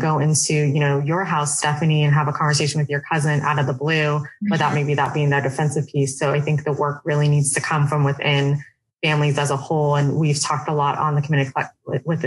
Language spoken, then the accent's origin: English; Oregon, United States; I grew up in Oregon, which is predominantly white